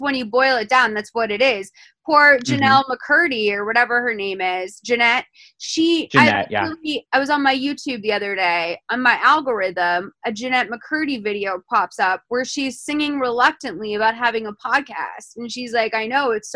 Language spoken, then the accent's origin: English; Lexington, Massachusetts, United States; I'm from Lexington, Massachusetts, so we take Patriots Day very seriously